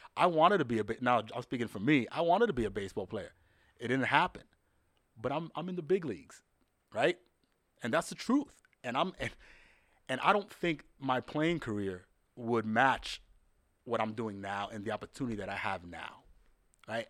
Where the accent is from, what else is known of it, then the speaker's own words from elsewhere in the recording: New York, United States; also born or lived in Dominican Republic; a kid born and raised in the Bronx